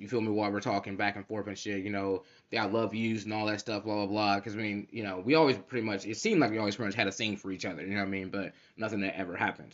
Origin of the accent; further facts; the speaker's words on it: Cincinnati, Ohio, United States; moved away as an adult; now in Central Ohio, United States; I'm from Cincinnati